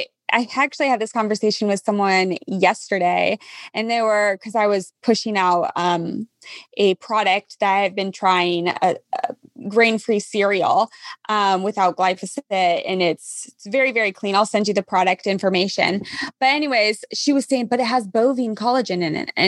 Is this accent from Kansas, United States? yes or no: yes; Kansas, United States; now in California, United States; I'm from Kansas. Okay. I live in California.